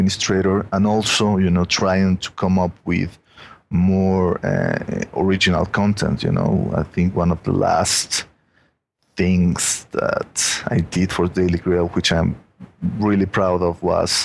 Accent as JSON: {"language": "English", "country": "Mexico", "accent": "Mexican", "said": "my Mexican accent"}